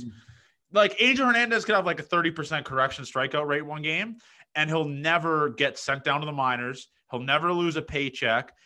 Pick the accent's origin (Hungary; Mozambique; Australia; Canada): Canada; Toronto, Ontario; moved away; also born or lived in Nebraska; I'm from Toronto